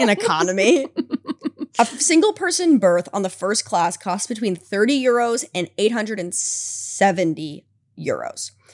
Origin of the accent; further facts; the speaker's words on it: United States; I grew up in America